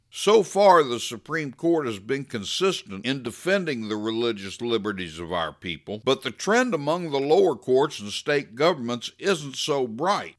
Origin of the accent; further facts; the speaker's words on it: United States; I'm not a hyphenated American. I'm not a white American, or a black American, or a straight American, or gay American. I'm just an American